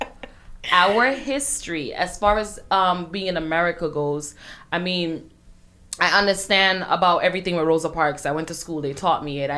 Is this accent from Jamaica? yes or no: yes; Jamaica; now in United States; I'm Jamaican and I was born in Jamaica